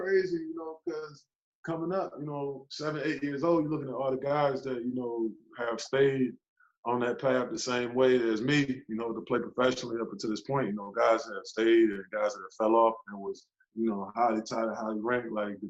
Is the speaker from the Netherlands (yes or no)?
no; Turkey; born there; also born or lived in Nebraska / Germany; my older sister was born in California. I was born in Turkey. I don't remember much of it, you know, because I was a baby when we left.